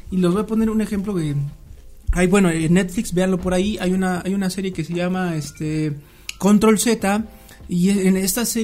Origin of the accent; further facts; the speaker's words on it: Mexico; esa fue mi duda como ignorante mexicano